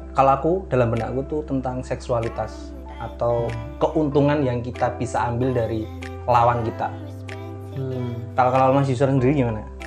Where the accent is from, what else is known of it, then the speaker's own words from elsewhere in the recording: Ponorogo, East Java, Indonesia; aku dari Ponorogo